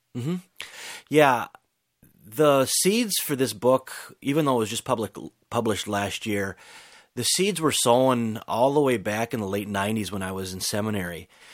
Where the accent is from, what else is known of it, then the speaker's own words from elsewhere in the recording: United States; us growing up in America